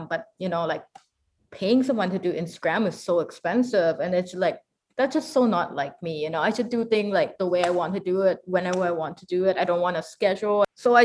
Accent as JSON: {"language": "English", "town": "Victoria", "region": "British Columbia", "country": "Canada", "tie": "born or raised there", "said": "I grew up in Victoria"}